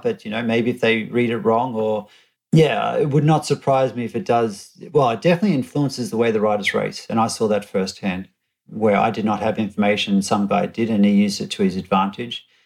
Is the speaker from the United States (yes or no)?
no; Australia; I'm an Australian and, and we grew up with a law that you had to wear helmets